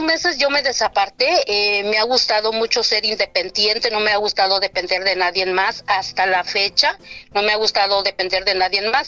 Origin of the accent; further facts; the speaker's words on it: Oaxaca, Mexico; now in Santa Maria, United States; soy del estado de Oaxaca, México, y radico aquí en Santa María, California.